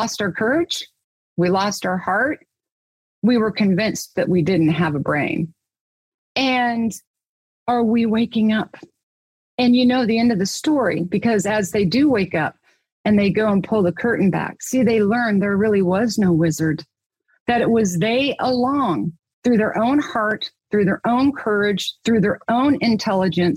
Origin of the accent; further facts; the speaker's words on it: Kansas, United States; I was born and raised in Kansas